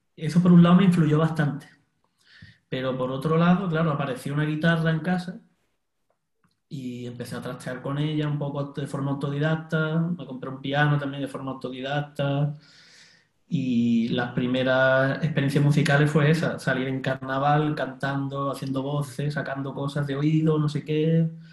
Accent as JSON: {"language": "Spanish", "town": "Cádiz", "region": "Andalusia", "country": "Spain", "moved": "as an adult", "lives_now": "Barcelona, Spain", "said": "yo realmente soy de Cádiz, y, llego llevo aquí en Barcelona viviendo casi"}